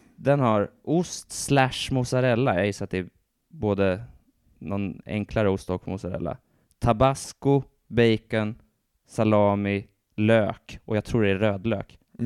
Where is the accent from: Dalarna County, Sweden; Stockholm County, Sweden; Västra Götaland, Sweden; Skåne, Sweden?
Stockholm County, Sweden; Stockholm; en riktig stockholmare precis som jag